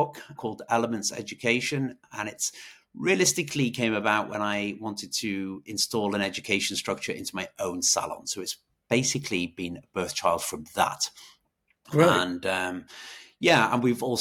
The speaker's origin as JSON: {"language": "English", "region": "Wales", "country": "United Kingdom", "also_born_or_lived": "Ireland", "moved": "as an adult", "lives_now": "Dublin, Ireland", "said": "I am from Wales. I'm from the UK originally"}